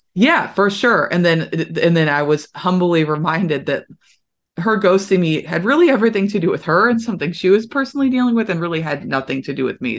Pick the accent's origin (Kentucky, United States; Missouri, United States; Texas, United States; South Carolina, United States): Kentucky, United States; Louisville; Louisville, Kentucky, what I, I, I would have been able to see what they were actually doing in my hometown